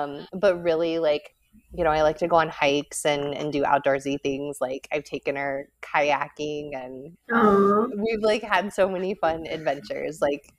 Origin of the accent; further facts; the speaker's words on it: Colorado, United States; I'm from Colorado